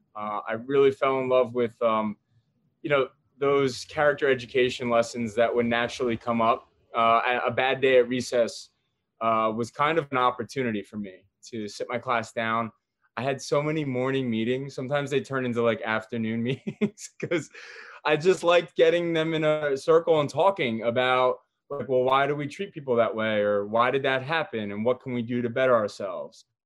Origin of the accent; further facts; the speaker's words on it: New Jersey, United States; I was born and raised in Jersey